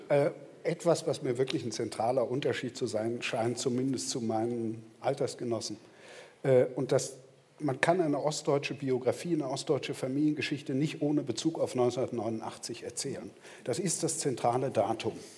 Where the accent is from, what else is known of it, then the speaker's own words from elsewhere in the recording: GDR, East Germany, Germany; now in Berlin, Germany; Ich bin in der DDR geboren, ich bin dort aufgewachsen